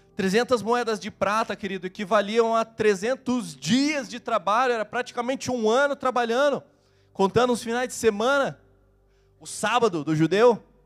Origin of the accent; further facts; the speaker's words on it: Curitiba, Paraná, Brazil; eu sou de Curitiba